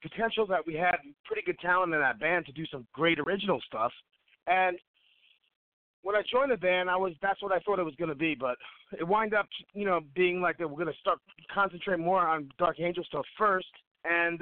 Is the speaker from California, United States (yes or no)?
no; New York City, New York, United States; we're all from Brooklyn